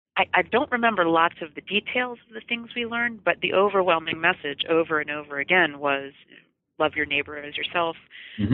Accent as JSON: {"language": "English", "country": "United States", "said": "as an American"}